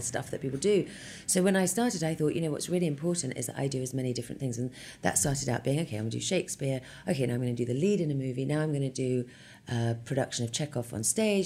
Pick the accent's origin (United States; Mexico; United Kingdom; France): United Kingdom; London; moved away as an adult; I was born in London and raised in West London